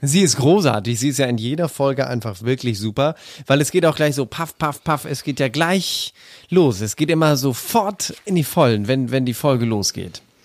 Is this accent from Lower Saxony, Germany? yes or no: yes; East Frisia, Lower Saxony, Germany; wo ich herkomme, heißt das Moin.